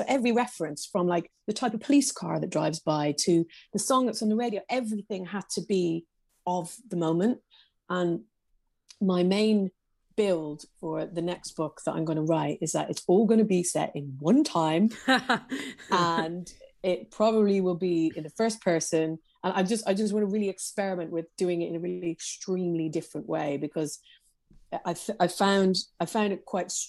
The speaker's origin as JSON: {"language": "English", "town": "Belfast", "region": "Northern Ireland", "country": "United Kingdom", "tie": "born or raised there", "said": "some of the people in Belfast that I worked with, was that we grew up in the Troubles, but they were just our life."}